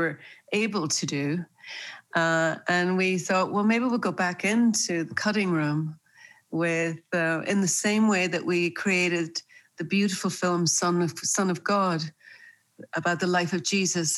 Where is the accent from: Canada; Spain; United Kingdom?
United Kingdom; Northern Ireland; moved away; also born or lived in New York; I was born and raised in Northern Ireland